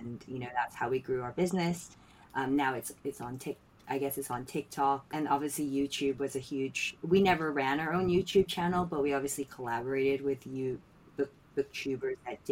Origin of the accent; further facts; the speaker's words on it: Philippines; now in London, United Kingdom; I grew up in the Philippines